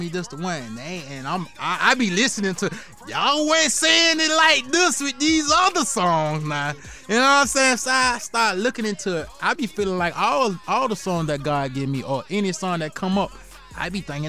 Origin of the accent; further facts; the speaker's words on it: Columbia, South Carolina, United States; I'm from Columbia, South Carolina